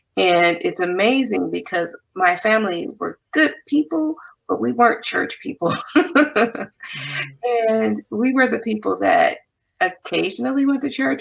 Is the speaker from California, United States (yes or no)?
yes; Compton, California, United States; also born or lived in Nashville, Tennessee / Santa Barbara, California / Ventura County, California; I'm originally from Compton, California.